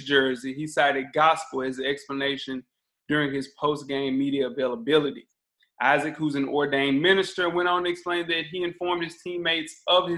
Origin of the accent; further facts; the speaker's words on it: the South, United States; Growing up in the South